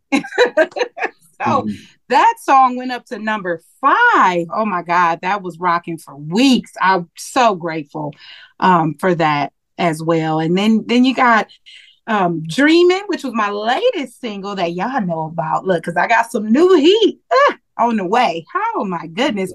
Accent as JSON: {"language": "English", "town": "Milwaukee", "region": "Wisconsin", "country": "United States", "tie": "born or raised there", "moved": "yes", "said": "back in my hometown in Milwaukee, Wisconsin"}